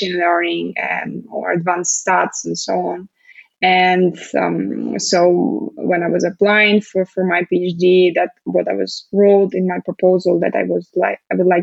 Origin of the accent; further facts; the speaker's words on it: Moscow, Russia; also born or lived in United Kingdom; I'm currently in Moscow, in Russia. So back to my hometown